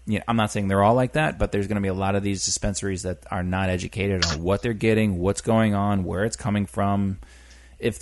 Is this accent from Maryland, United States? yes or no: no; Maine, United States; born or raised there; moved away